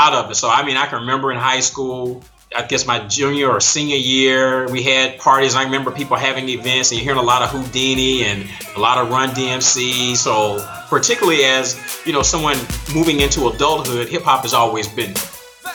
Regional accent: Atlanta, Georgia, United States; Growing up in Atlanta

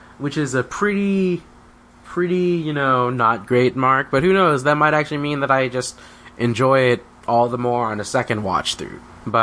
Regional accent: United States; as an American

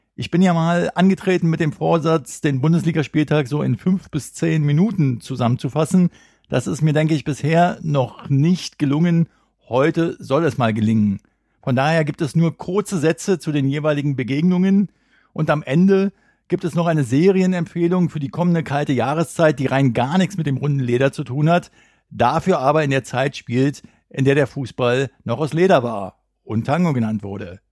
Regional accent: Berlin, Germany; Als Berliner

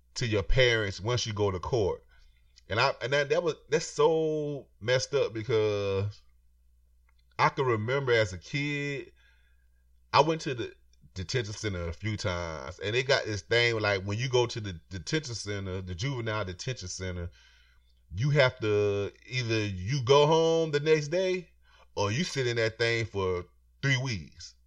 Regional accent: Florida, United States; I'm from Florida. I'm from, I'm from the South

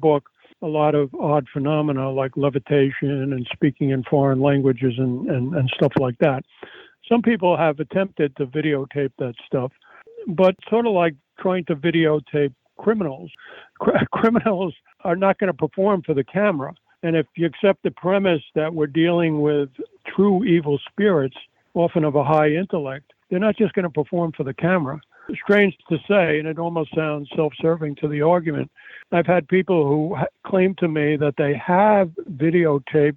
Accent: United States; I'm a American Yale-trained doctor

